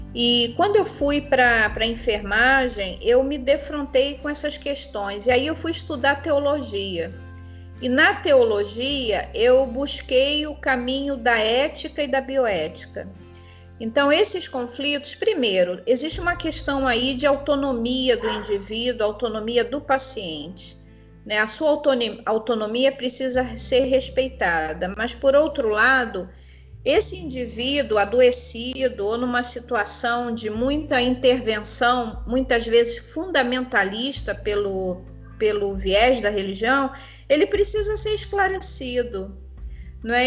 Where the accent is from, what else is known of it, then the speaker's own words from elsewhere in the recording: Rio de Janeiro, Brazil; now in Macaé, Brazil; sou do Rio de Janeiro, mas moro na cidade de Macaé